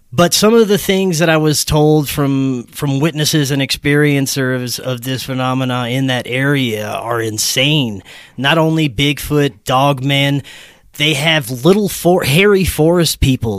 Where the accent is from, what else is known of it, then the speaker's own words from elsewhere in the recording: Louisiana, United States; Louisiana, my home state.